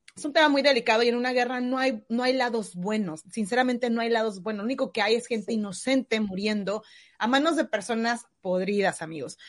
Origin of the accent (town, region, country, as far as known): Mexico; now in New Zealand